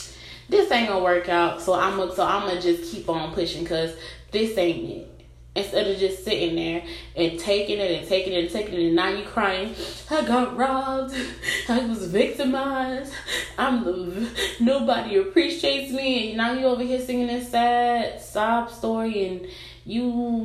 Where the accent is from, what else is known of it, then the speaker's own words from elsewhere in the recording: Florida, United States; I've had a couple of people in my life who were with me from when I was a little girl, like growing up in Broward.